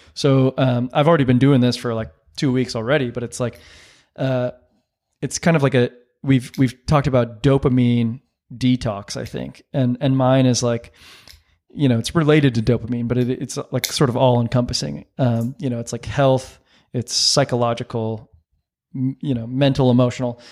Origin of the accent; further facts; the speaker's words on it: San Diego, California, United States; I grew up in San Diego